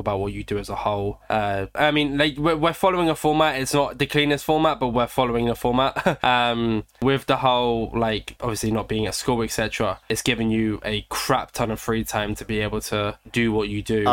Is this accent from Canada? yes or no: no; United Kingdom; I'm British